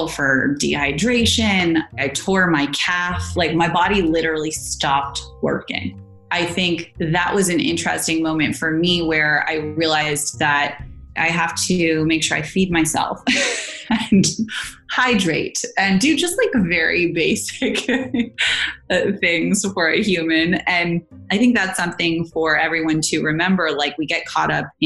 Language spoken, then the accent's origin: English; Silicon Valley, California, United States; I grew up in Silicon Valley